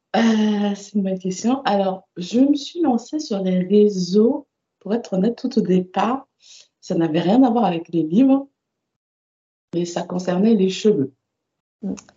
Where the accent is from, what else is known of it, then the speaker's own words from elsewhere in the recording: Paris suburbs, Île-de-France, France; Alors moi j'ai grandi en banlieue parisienne de parents antillais